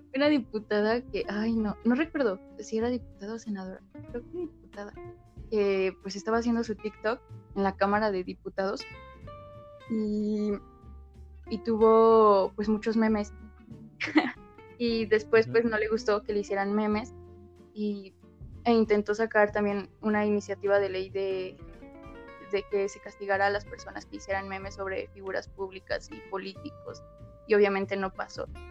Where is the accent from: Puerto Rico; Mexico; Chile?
Mexico; Toluca, State of Mexico; soy de Toluca, de el lugar del chorizo verde